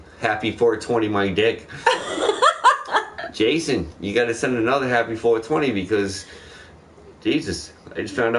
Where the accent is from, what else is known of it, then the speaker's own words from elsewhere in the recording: South Carolina, United States; We're in South Carolina. That's nice. You can't tell by my fucking accent, but I grew up here.